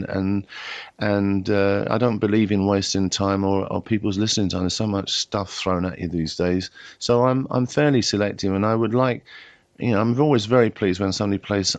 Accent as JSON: {"language": "English", "region": "England", "country": "United Kingdom", "said": "I'm British first and English next."}